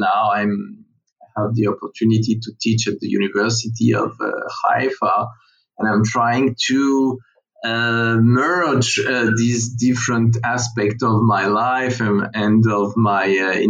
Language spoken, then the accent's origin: English; Paris, Île-de-France, France; So I was born and bred in Paris in a Jewish post-68 family, very far leftist and far away in many aspects from Jewish religion.